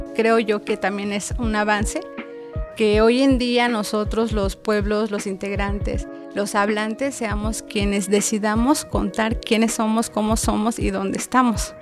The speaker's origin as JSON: {"language": "Spanish", "region": "Mexico City", "country": "Mexico", "tie": "born or raised there", "also_born_or_lived": "Santiago Mezquititlán, Querétaro", "first_language": "Otomi", "second_language": "Spanish", "said": "mi lengua era otra lengua diferente al que se hablaba aquí"}